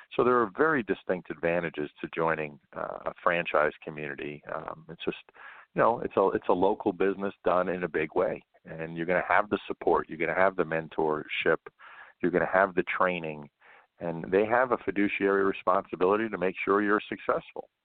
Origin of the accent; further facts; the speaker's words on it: New York, United States; moved away as an adult; I grew up in New York and uh, spent a lot of time in Manhattan